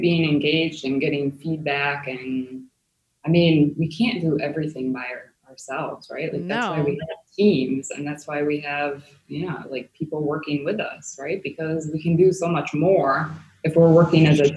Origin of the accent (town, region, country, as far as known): United States; now in Germany